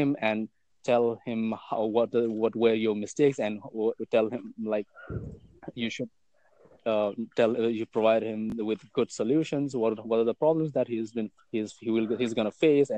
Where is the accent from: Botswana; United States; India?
India; I'm from India